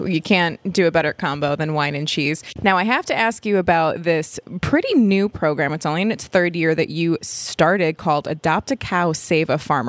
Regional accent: Egg Harbor, Wisconsin, United States; my hometown of Egg Harbor, Wisconsin.

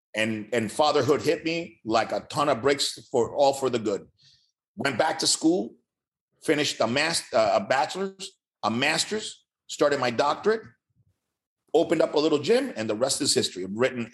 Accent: Miami, Florida, United States; also born or lived in Cuba / California; I grew up in Miami. I, I came from Cuba, spent two years in California. I arrived in Miami in 69

